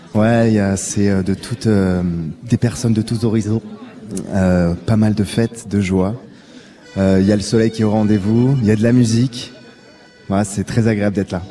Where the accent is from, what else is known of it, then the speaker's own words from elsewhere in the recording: Toulouse, Occitania, France; j'ai grandi à Toulouse